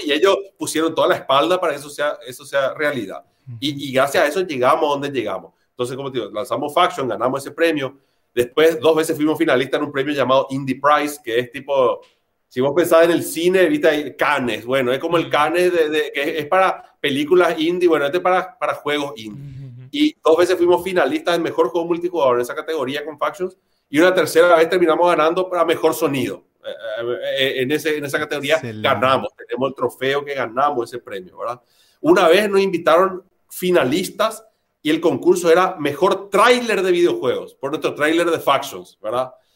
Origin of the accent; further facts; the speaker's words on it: Paraguay; also born or lived in Argentina; yo de nacimiento soy argentino, pero viví acá desde los dos años de edad, me casé acá, estudié acá, mis hijos son de acá, yo soy paraguayo